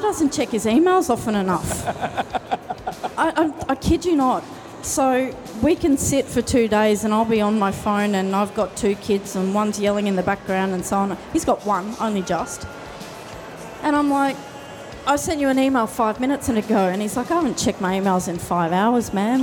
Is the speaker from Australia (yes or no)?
yes; Tasmania, Australia; we are from Tasmania.